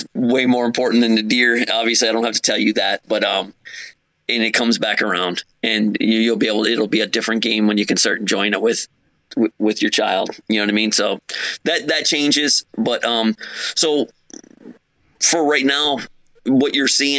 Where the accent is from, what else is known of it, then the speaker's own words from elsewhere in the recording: Upper Peninsula of Michigan, United States; moved away as an adult; also born or lived in South Jersey / Philadelphia; now in New Jersey, United States; I'm originally from the Upper Peninsula of Michigan. When I was 18, I joined the service